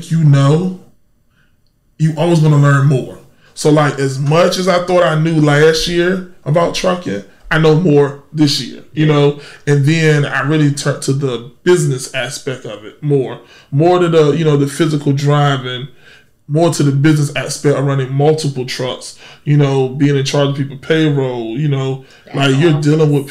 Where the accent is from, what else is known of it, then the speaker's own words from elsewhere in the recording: Norfolk, Virginia, United States; accent: little country twang; I'm from Norfolk, and here we don't say Norfolk with an O, we put an A on it.